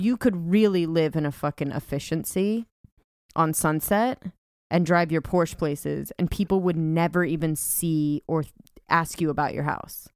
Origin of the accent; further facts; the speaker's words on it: California, United States; moved away; I'm from California